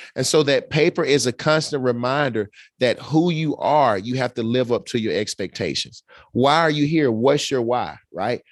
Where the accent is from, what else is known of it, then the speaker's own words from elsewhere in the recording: Birmingham, Alabama, United States; I'm from Birmingham, Alabama.